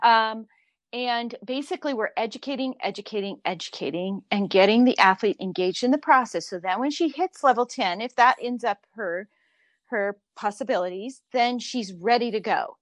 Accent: Southern California, United States; I grew up in Southern California

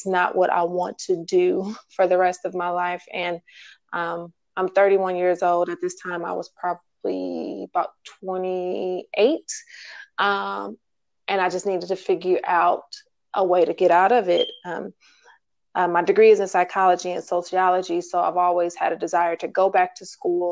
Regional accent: Milwaukee, Wisconsin, United States; moved away as an adult; now in Atlanta, United States; I'm originally from Milwaukee, but I left Milwaukee and moved to Georgia about 12 or 13 years ago.

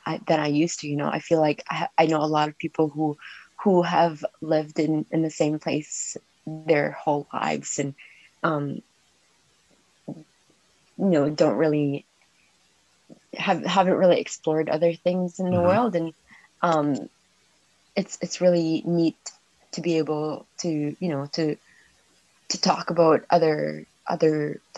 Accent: Alberta, Canada; now in Nova Scotia, Canada; I'm originally from Alberta. That's kind of where I grew up.

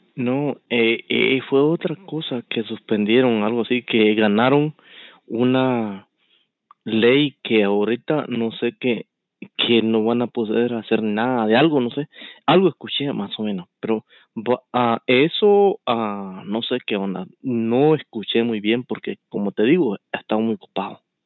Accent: El Salvador; also born or lived in Houston, Texas; now in United States; desde pequeñito me llevaron, cuando nací, me llevaron para El Salvador

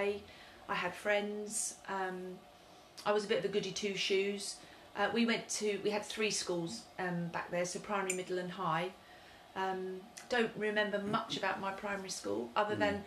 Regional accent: London, United Kingdom; also born or lived in Reading; I was born in Clapham South

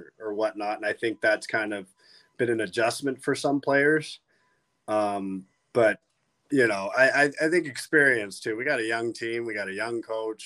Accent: Las Vegas, Nevada, United States; also born or lived in St. Louis, Missouri; I grew up in Vegas in Summerhood. They call it Summerlin, but I call it Summerhood.

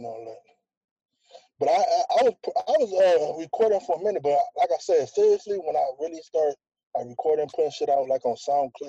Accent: Anaheim, California, United States; It is Anaheim. I'm from Anaheim first, but to narrow it down, my section is West Anaheim. That's where I grew up at.

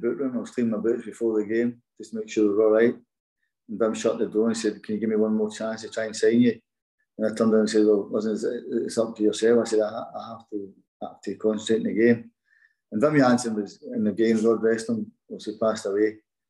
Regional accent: Scotland, United Kingdom; Being a Scottish lad

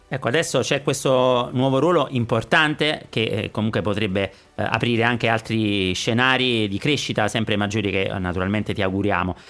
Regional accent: Campania, Italy; accent: Campanian; moved away as an adult; now in Sanremo, Italy; io vivo qui da 15 anni, ma l'accento campano non l'ho perso

